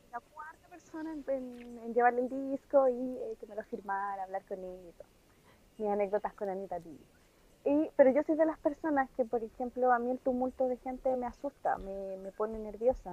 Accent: Chile; somos chilenos

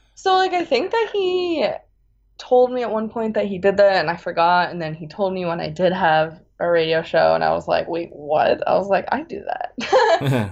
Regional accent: Bay Area, California, United States; moved away as an adult; also born or lived in Boston; now in East Coast, United States; I'm originally from California. I grew up in the Bay Area um, by the redwoods and the beach, which I miss very much because I'm now I'm on the East Coast.

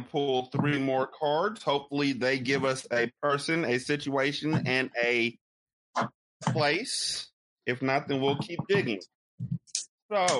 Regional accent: Sacramento, California, United States; I was born and bred in Sacramento

